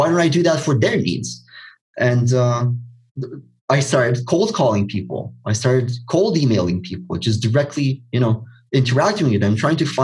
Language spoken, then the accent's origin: English; Romania; I'm from Romania, and if you're not aware, if you're not from Eastern Europe, then the mentality here is not very entrepreneurial.